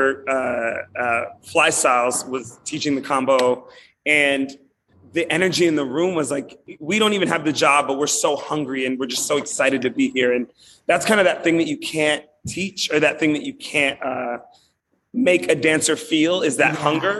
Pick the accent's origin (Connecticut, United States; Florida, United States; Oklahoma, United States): Florida, United States; Miami; also born or lived in New York; now in Los Angeles, United States; I'm from Miami, Florida originally.